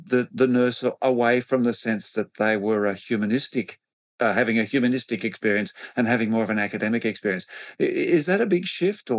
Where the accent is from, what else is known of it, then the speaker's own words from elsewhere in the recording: Australia; in Australia we've got people all around the world, and we're all from Australia in this thing.